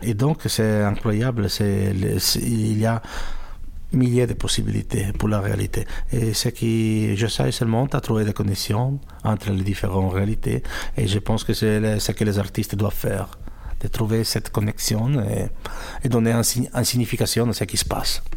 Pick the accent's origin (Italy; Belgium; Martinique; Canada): Italy; French is a second language; moved away; also born or lived in United States / France / Switzerland / Germany; je suis italien